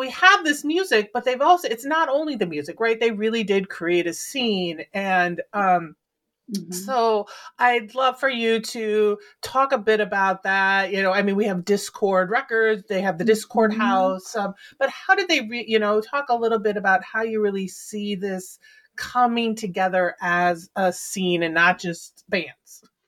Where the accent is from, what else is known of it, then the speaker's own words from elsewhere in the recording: Midwest, United States; moved away; also born or lived in Philadelphia, Pennsylvania; I grew up in the Midwest, but I lived in Philly for a long time